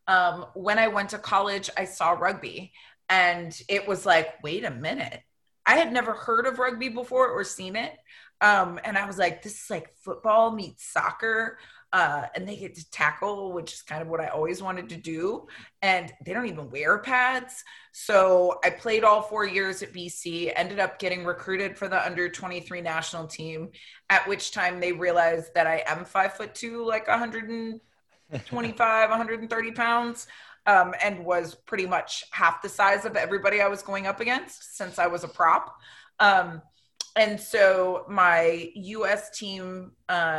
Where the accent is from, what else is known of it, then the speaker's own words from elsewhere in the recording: Vero Beach, Florida, United States; I grew up in Florida